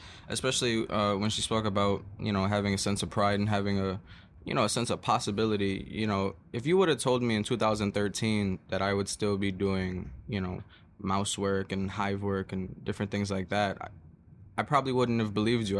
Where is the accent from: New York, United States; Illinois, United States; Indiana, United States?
New York, United States; New York City; I'm from Flatbush, Brooklyn